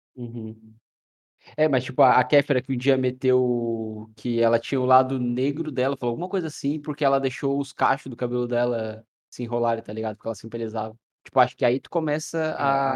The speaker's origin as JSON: {"language": "Portuguese", "region": "Rio Grande do Sul", "country": "Brazil", "said": "Ah, eu sou gaúcho. A gente tem uma cultura muito forte."}